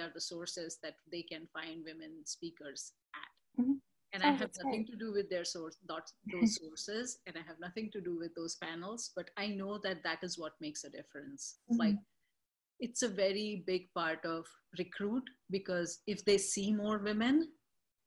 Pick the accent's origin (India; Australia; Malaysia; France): India; now in Boston, United States; being in Boston and being Indian